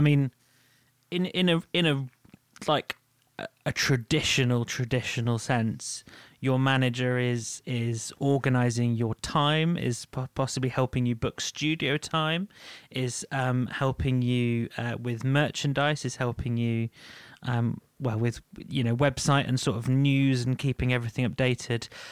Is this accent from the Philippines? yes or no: no; United Kingdom; We're British.